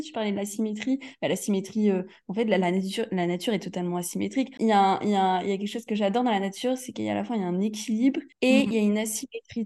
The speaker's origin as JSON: {"language": "French", "town": "Aix-en-Provence", "region": "Provence-Alpes-Côte d'Azur", "country": "France", "tie": "born or raised there", "moved": "yes", "said": "je suis née à Aix-en-Provence"}